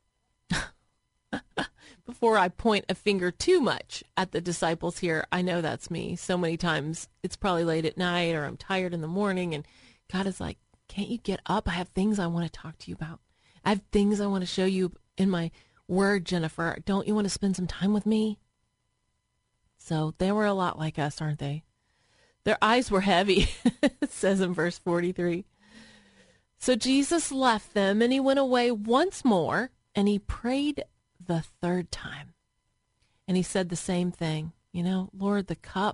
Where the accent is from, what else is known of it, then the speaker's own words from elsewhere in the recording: Tennessee, United States; moved away as an adult; now in Columbus, United States; I was a Southern girl. I grew up in Tennessee where it's warm and there's mountains